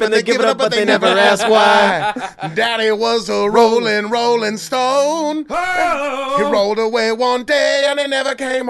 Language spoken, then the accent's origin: English; Beaverton, Oregon, United States; now in California, United States; some of my friends that I grew up with in Beaverton